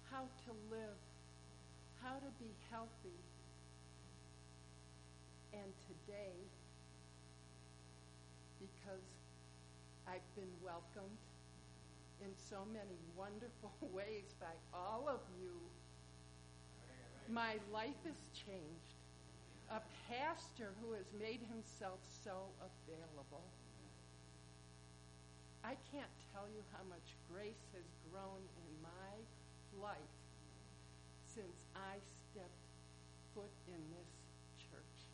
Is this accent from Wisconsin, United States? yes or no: yes; Wauwatosa, Wisconsin, United States; I'm from Wauwatosa.